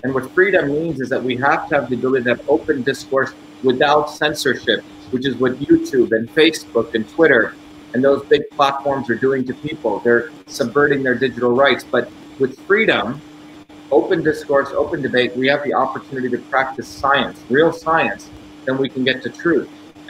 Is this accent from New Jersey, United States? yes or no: yes; New Jersey, United States; from New Jersey.